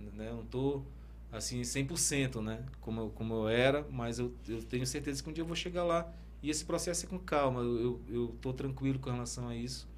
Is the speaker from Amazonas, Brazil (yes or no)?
yes; Parintins, Amazonas, Brazil; é a minha terra, né, cara? Parintins